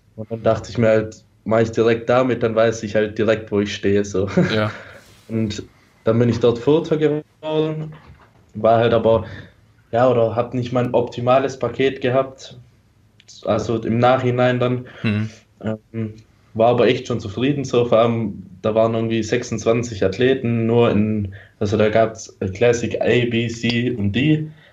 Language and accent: German; Stuttgart, Baden-Württemberg, Germany; Ich bin aus Stuttgart.